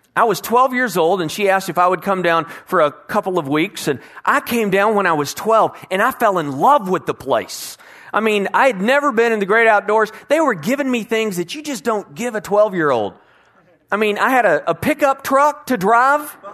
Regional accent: Bedford, Texas, United States; For most of my life, I grew up in the Herschelist Bedford area, which was close to Fort Worth

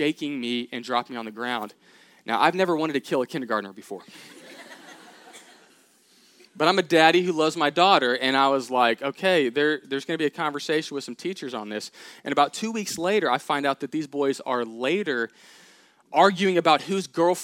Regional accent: Katy, Texas, United States; I grew up in Houston, Texas, Katy, outside of that area

